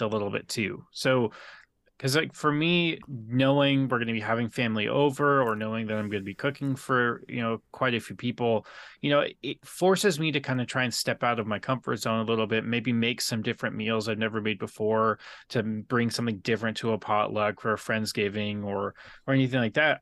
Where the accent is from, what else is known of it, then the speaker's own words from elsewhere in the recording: San Diego, California, United States; I grew up in Terre Santa